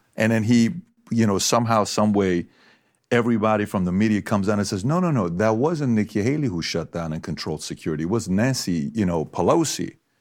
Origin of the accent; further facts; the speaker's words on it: Iran; now in United States; I'm from Iran.